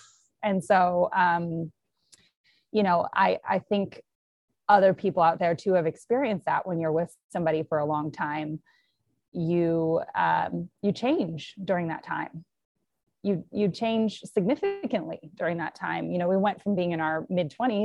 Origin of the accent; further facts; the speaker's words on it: Madison, Wisconsin, United States; my hometown of Madison, Wisconsin, where I'm at right now